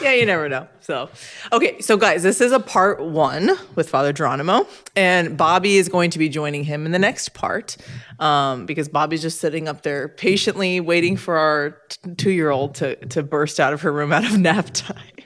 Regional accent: Orange County, California, United States; I'm from Orange County Diocese in California

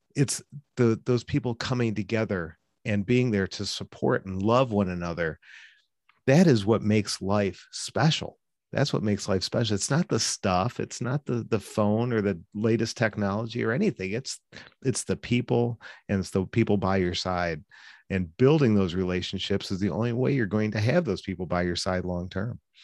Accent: Cleveland, Ohio, United States; I grew up in in the Cleveland area. I still live here in, in Cleveland.

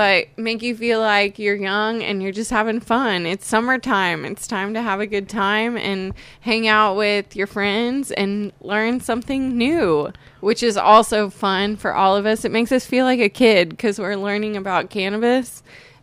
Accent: Tulsa, Oklahoma, United States; I am from Tulsa

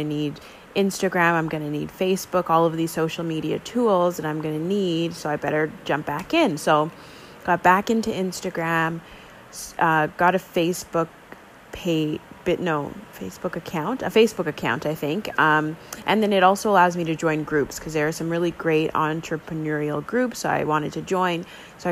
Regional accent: Canada; I am Canadian

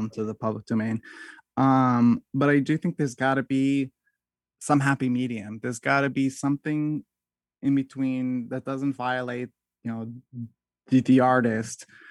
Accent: United States; when it comes to being an American

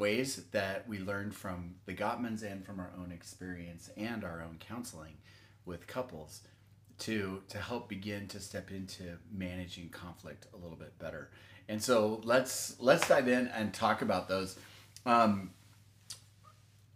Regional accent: Texas, United States; I grew up in Texas and we didn't lock anything

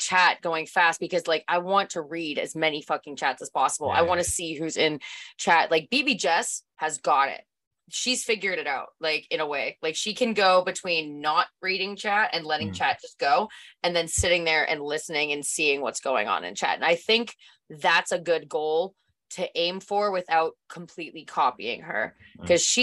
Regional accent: Canada; Thank God I'm Canadian though.

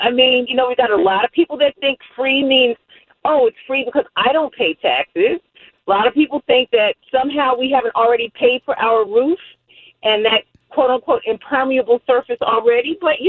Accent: New York City, New York, United States; moved away; I'm from Brooklyn

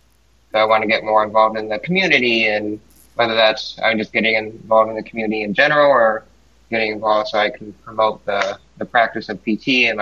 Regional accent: Seoul, South Korea; born there; I'm Asian. I was born in Seoul, South Korea.

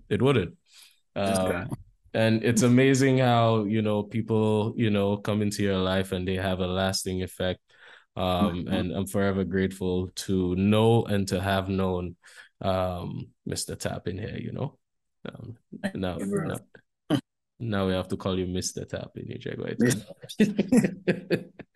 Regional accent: St. Lucia; I grew up in St. Lucia

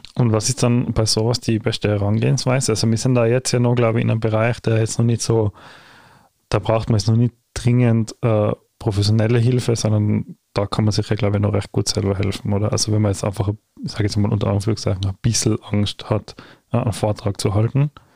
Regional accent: Tyrol, Austria; bei uns in Tirol

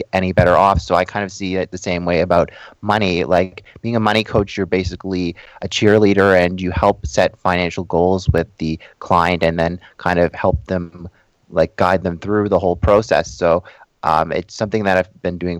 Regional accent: Toronto, Ontario, Canada; I was born and raised in Toronto, Ontario

